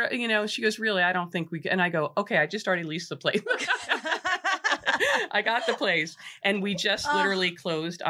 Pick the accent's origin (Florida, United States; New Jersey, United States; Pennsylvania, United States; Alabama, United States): New Jersey, United States; Monmouth Beach; growing up in Monmouth Beach, my mother wrote the first book on the town